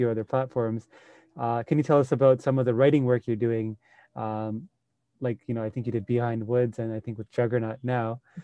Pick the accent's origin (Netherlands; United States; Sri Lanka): Sri Lanka; moved away; I grew up in Sri Lanka